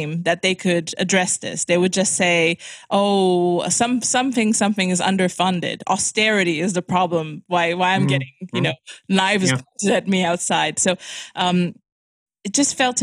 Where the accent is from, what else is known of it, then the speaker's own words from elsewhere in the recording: Romania; also born or lived in London, United Kingdom; I come from Romania